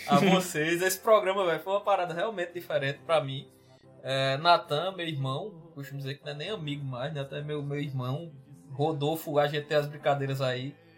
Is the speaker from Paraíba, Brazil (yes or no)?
yes; Solânea, Paraíba, Brazil; also born or lived in Campina Grande; eu sou de Solane, meu interior era em sítio